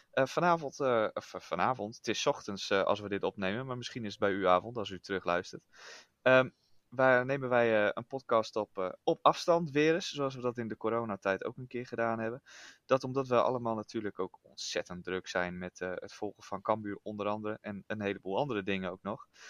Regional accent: Groningen, Netherlands; ik kom dan niet uit Friesland officieel, maar uit Groningen

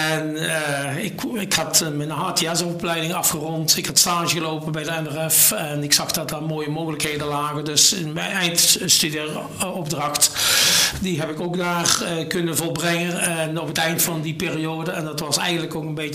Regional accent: Sint Hubert, North Brabant, Netherlands; Geboren en getogen in Mel? Nee, in Sint-Hubert.

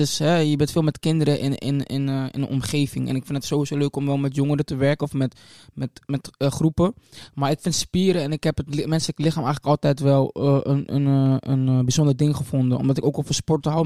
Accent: Leeuwarden, Friesland, Netherlands; also born or lived in Amstelveen; ik ben geboren in Amstelveen-Zuid. Ehm, daar ben ik gedeeltelijk opgegroeid. Ik heb daar ehm, tot mijn tiende, denk ik, gewoond, ongeveer, Amstelveen. Ehm, toen ben ik naar Leeuwarden gekomen

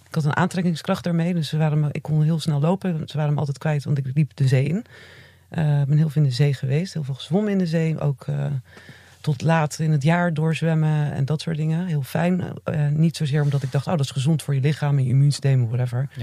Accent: Zeeland, Netherlands; ik ben in Zeeland opgegroeid.

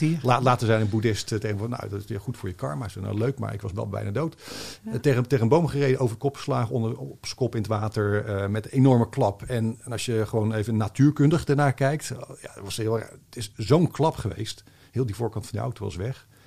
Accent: Rotterdam, South Holland, Netherlands; ik ben op Zuid opgegroeid.

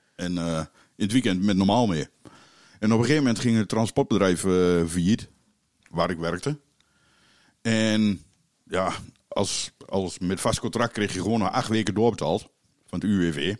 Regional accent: Keijenborg, Gelderland, Netherlands; Ik ben eh, geboren in Keienborg, dus een eh, klein dorpje in de Achterhoek. En mijn ouders die hadden daar een café

